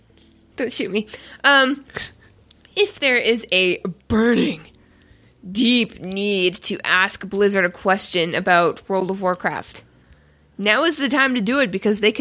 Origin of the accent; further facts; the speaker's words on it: Canada; I don't know. I'm Canadian. I don't know. fucking weird accents.